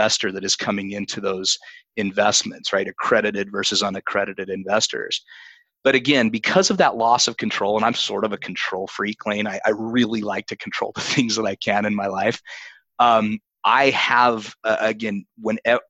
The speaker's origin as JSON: {"language": "English", "region": "Utah", "country": "United States", "said": "My home state of Utah"}